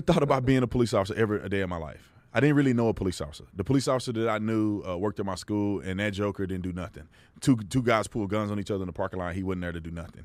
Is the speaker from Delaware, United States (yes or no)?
no; Texas, United States; the little kid that grew up going to church 'cause that was the thing you did growing up in Texas